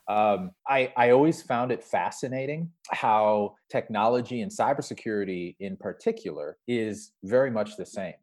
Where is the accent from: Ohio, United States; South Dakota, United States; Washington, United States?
South Dakota, United States; Sioux Falls; I'm a kid from Sioux Falls, South Dakota